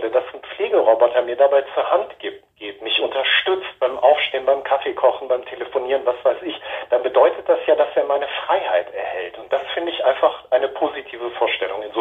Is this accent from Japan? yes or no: yes; Japan; dann folgten halt Jahre meiner Kindheit in Japan, ähm, was in erster Linie einfach sehr schöne Erinnerungen sind